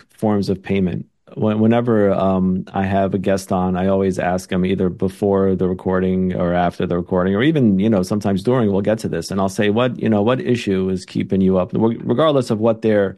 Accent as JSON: {"language": "English", "town": "New York City", "region": "New York", "country": "United States", "tie": "born or raised there", "said": "I'm born and raised in New York City"}